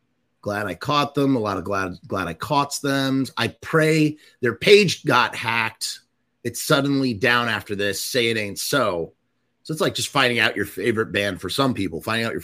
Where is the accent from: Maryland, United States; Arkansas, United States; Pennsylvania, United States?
Pennsylvania, United States; Pittsburgh; Growing up in Pittsburgh, I've seen them countless times.